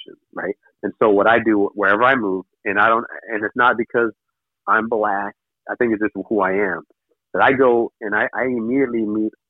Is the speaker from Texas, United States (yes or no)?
no; Hawaii, United States; moved away as an adult; now in Los Angeles, United States; I didn't take that mentality when I came from Hawaii